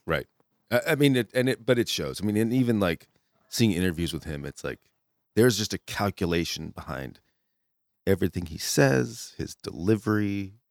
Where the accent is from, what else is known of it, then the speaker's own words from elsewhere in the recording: Connecticut, United States; I was growing up in Connecticut